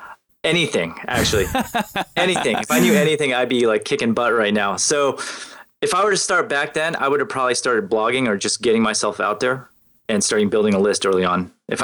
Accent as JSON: {"language": "English", "area": "Silicon Valley", "region": "California", "country": "United States", "said": "so I'm from the Silicon Valley, right?"}